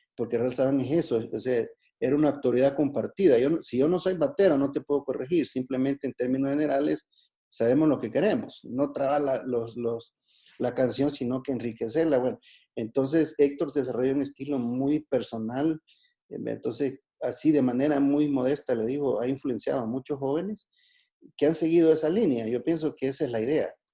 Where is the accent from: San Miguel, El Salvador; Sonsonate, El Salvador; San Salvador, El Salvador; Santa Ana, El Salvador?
Sonsonate, El Salvador; Juayúa; soy de Juayúa